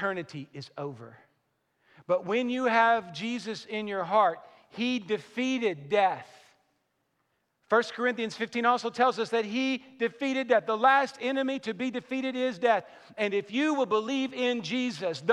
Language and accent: English; Western Kentucky, United States; I'm from Western Kentucky